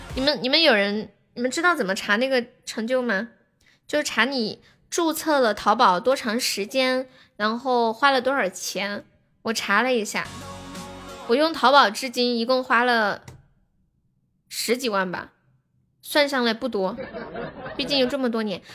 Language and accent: Chinese; Sichuan, China; 我是四川的